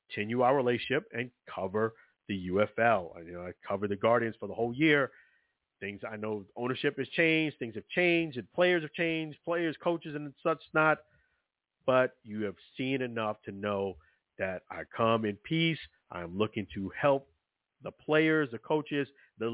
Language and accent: English; New York City, New York, United States; I'm from Brooklyn, New York